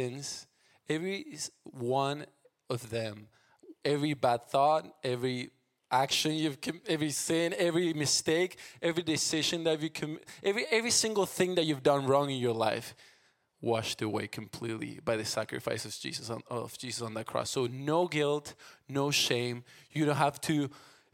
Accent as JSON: {"language": "English", "country": "Argentina", "tie": "born or raised there", "second_language": "English", "moved": "as an adult", "lives_now": "United States", "said": "I'm from Argentina. I grew up there, moved 3 years ago to the States"}